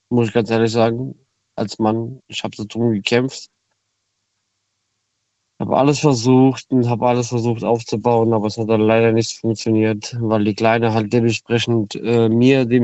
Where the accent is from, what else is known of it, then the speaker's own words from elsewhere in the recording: Koblenz, Rhineland-Palatinate, Germany; Ähm, ich komme aus Koblenz, bin 26 Jahre alt.